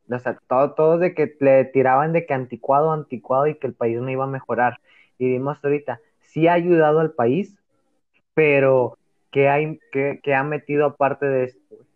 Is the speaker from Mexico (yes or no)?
yes; Mexico; no simplemente lo que me dice el corazón porque soy mexicano.